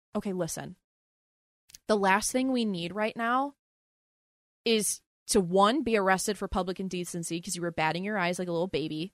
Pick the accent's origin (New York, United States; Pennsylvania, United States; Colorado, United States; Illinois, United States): Pennsylvania, United States; Philadelphia; We grew up in the same city. We grew up in Philadelphia, in the city